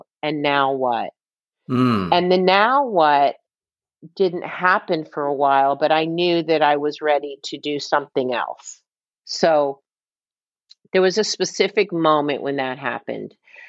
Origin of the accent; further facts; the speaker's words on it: Midwest, United States; now in New York, United States; We're Midwest, you know, we grew up in the Midwest. We came to New York at the same time.